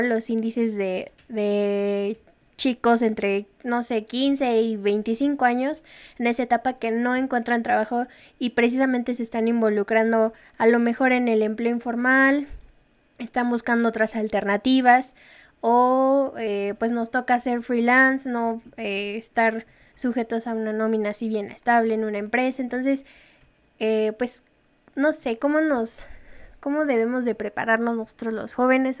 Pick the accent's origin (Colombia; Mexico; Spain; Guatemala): Mexico; como ciudadanos mexicanos